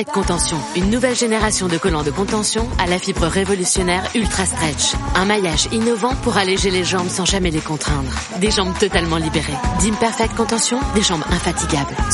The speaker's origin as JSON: {"language": "French", "country": "Italy", "second_language": "French", "said": "moi je suis italien"}